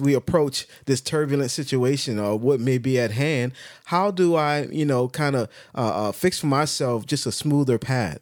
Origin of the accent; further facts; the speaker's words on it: United States; speaking as an American